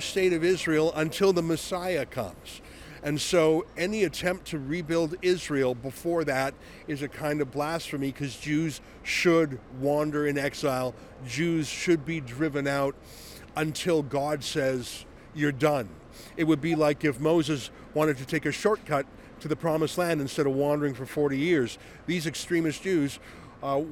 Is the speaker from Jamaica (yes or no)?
no; Canada; We're from Canada.